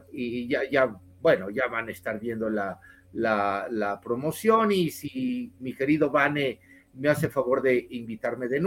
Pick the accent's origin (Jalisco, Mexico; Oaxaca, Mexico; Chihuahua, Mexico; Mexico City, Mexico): Chihuahua, Mexico; Ciudad Juárez; soy de Ciudad Juárez.